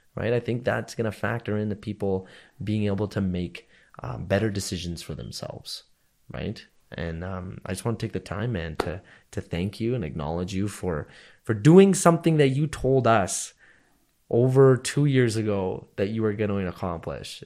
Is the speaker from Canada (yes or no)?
yes; Canada